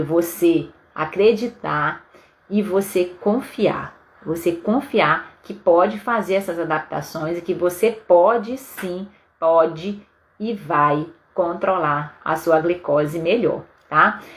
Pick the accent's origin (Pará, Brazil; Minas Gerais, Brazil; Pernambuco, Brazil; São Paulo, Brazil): Pará, Brazil; Belém; moved away as an adult; now in Vitória, Brazil; lá em Belém do Pará, na minha terra